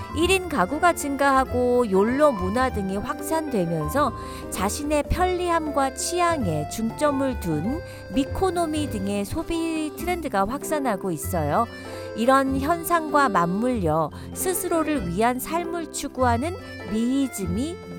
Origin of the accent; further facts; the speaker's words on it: South Korea; moved away as an adult; now in Washington, United States; 한국에서 학교 다니던 때를 생각해보면 매점에서 사온 과자를 친구들하고 나눠 먹던 기억이 나는데요